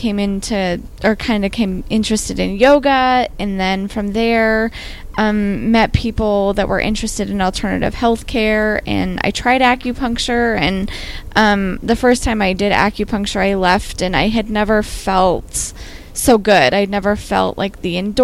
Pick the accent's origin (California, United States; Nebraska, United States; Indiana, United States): Nebraska, United States; Western; I grew up in Western Nebraska, which is a place that's not super into wellness